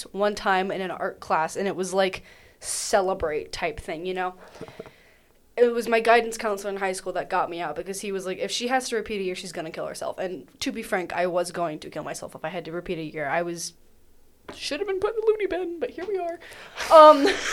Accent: Athens, Georgia, United States; I grew up in Athens, half a mile from UGA

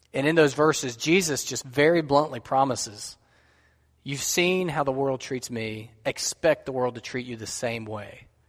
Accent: United States; what we have enjoyed as American Christians

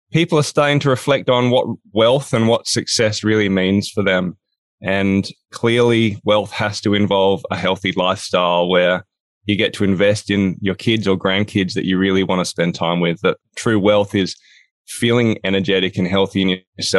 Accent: Australia; now in Hobart, Australia; I'm from Down Under. I'm in a place called Hobart, Tasmania

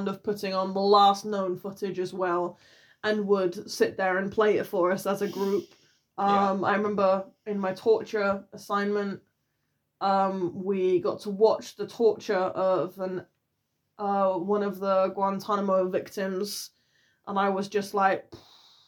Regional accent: United Kingdom; as a British citizen

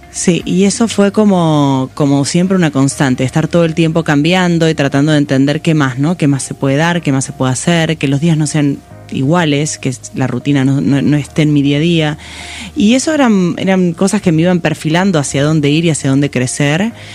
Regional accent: Pigüé, Buenos Aires Province, Argentina; yo nací en Pigüé, en realidad eh, es una ciudad del sur de, la provincia de Buenos Aires, casi, casi La Pampa

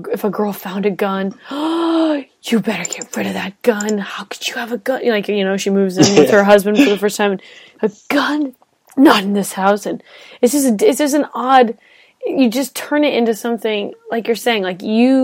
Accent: California, United States; I've lived in a leftist state for so long and grown up. I mean, I'm from California.

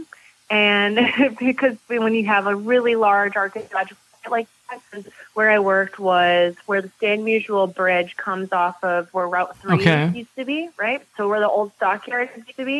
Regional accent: Joliet, Illinois, United States; I'm originally from Joliet, Illinois

